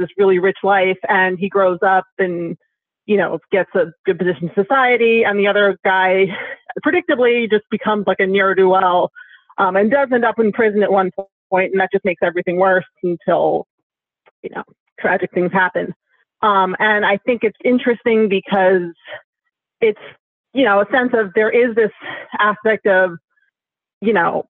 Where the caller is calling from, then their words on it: New York City, New York, United States; I'm calling from Upper Manhattan, New York City.